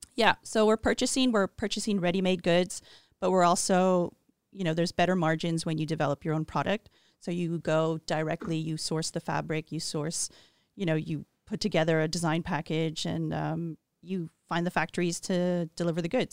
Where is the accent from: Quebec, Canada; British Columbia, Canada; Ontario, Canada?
Quebec, Canada; Montreal; growing up in Montreal was an ideal, safe childhood